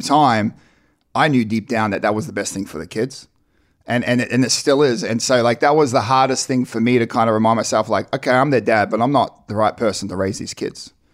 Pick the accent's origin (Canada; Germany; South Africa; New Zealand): New Zealand; also born or lived in Ipswich, Australia; now in United States; We were born into the Mormon church, born and raised in New Zealand